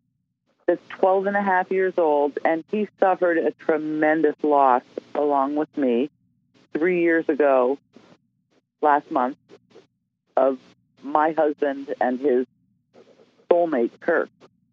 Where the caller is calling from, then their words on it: Townshend, Vermont, United States; I'm calling from Townsend, Vermont.